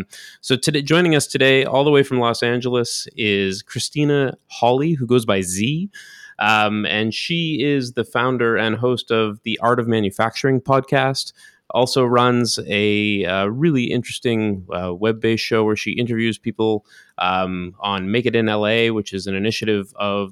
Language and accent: English; Canada; we are Canadian